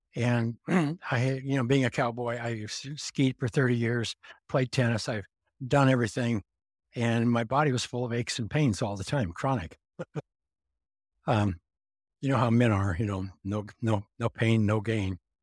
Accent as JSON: {"language": "English", "region": "Montana", "country": "United States", "tie": "born or raised there", "said": "I grew up in Montana"}